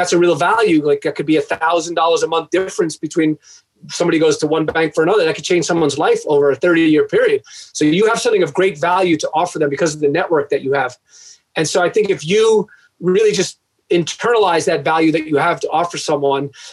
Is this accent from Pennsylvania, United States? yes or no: no; Long Island, New York, United States; moved away; also born or lived in Michigan; I wrote a local column in my town growing up in Long Island